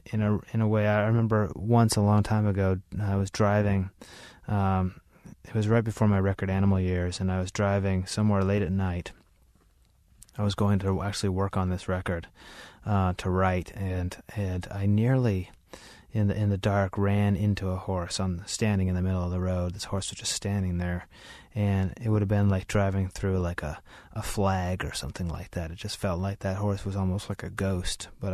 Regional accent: Idaho, United States; I grew up in Idaho around them a lot.

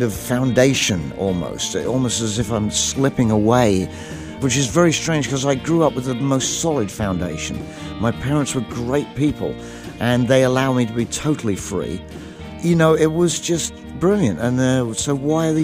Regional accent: England, United Kingdom; I grew up in England, in the country there

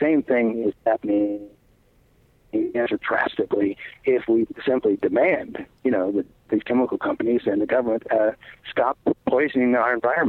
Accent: United States; as an American citizen

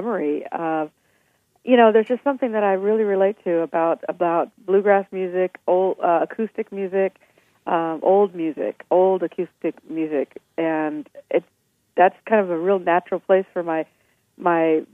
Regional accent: Nebraska, United States; born and raised in Nebraska

